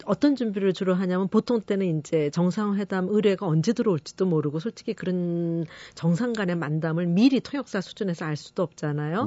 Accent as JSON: {"language": "Korean", "region": "Seoul", "country": "South Korea", "first_language": "Korean", "said": "제가 서울 사람이라서"}